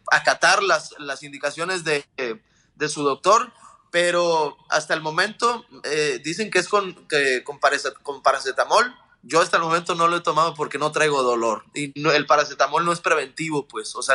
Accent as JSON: {"language": "Spanish", "country": "Mexico", "said": "como mexicanos, paisanos y toda Latinoamérica"}